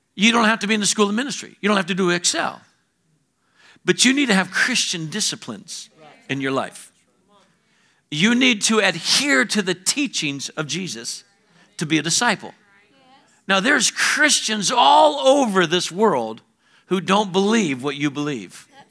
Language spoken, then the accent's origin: English; Alabama, United States